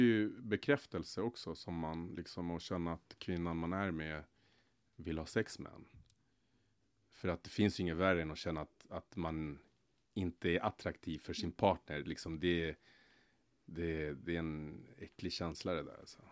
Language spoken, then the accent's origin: Swedish; Stockholm, Stockholm County, Sweden; also born or lived in Solna; jag är uppväxt i Rinkeby eh, fram tills jag var 16 år. Sen flyttade jag till Solna bland annat